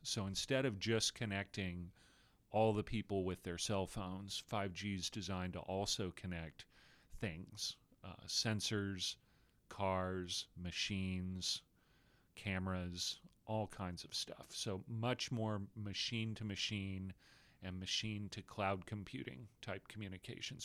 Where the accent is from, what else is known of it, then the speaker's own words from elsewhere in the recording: Austin, Texas, United States; In Austin, Texas, where, which happens to be my hometown